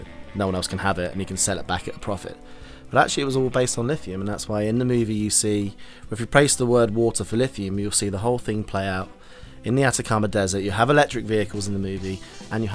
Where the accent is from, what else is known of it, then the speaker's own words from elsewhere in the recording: United Kingdom; I'm not an American citizen, right? I'm British